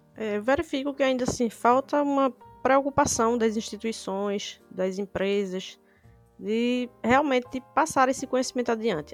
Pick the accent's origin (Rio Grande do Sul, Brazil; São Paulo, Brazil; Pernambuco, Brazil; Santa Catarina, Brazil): Pernambuco, Brazil; Recife; sou de Recife